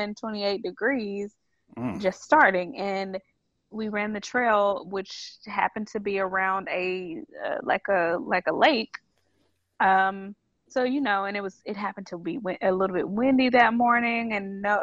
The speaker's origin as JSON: {"language": "English", "region": "the South", "country": "United States", "said": "cause I'm a Southerner. We're here in the South"}